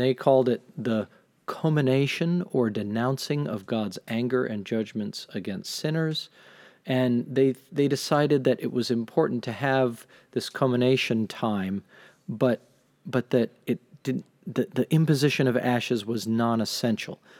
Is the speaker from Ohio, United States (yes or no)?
no; Mystic, Connecticut, United States; I grew up in Mystic